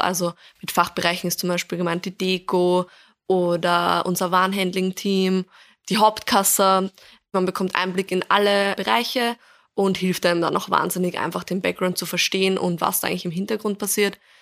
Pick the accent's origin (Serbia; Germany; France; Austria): Austria; Vienna; ich komme ursprünglich aus Wien, bin auch hier aufgewachsen